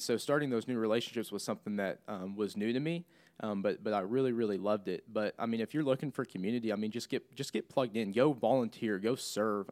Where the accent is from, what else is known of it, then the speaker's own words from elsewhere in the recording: Clinton, Missouri, United States; moved away as an adult; now in Springfield, United States; I'm from Clinton, between here and Kansas City